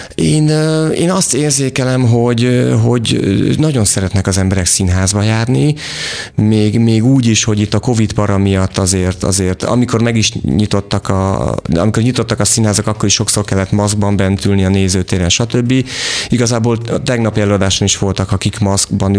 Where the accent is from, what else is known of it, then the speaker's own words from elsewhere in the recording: Vas, Hungary; én Vasmegyei vagyok